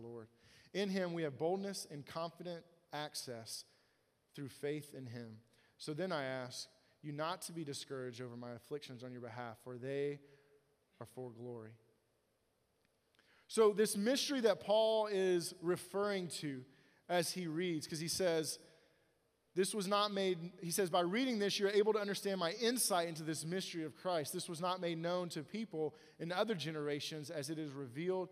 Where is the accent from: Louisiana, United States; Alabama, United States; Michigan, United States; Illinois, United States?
Alabama, United States; In the South, because I'm from Alabama